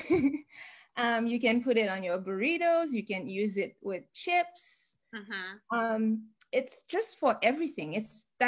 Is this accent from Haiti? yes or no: yes; Haiti; moved away as an adult; now in Washington, D.C., United States; growing up in Haiti